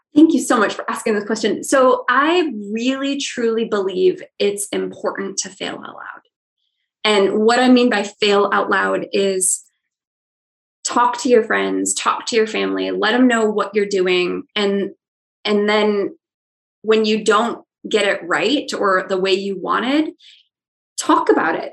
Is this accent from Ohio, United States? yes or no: yes; Ohio, United States; I'm from Ohio